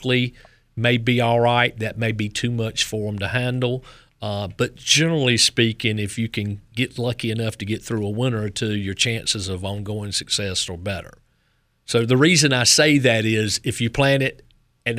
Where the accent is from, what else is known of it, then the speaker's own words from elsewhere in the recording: Knightdale, North Carolina, United States; accent: Southern; Eastern Wake County all my life outside of Knightdale.